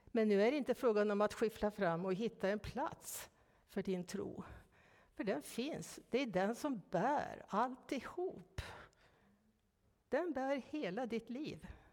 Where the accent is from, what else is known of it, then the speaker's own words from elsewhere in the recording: Norrland, Ångermanland, Sweden; moved away; Uppe i Norrland där jag växte upp, i Ångermanland